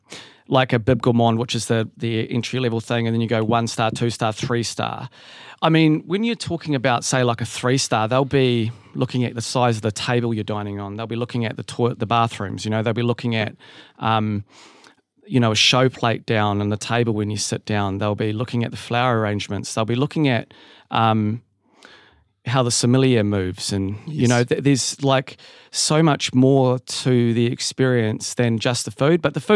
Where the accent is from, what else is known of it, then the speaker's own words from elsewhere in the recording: New Zealand; moved away; I'd sort of didn't really see myself as a Kiwi anymore. I'd been away for so long.